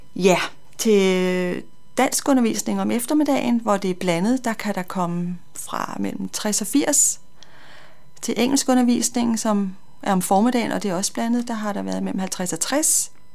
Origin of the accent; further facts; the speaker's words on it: North Zealand, Capital Region of Denmark, Denmark; moved away as an adult; now in Copenhagen, Denmark; jeg kommer fra Nordsjælland, øh, har boet der i mange, mange år